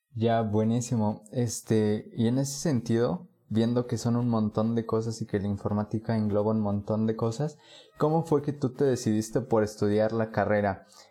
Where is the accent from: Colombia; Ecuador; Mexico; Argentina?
Mexico; Puebla; Yo soy de Puebla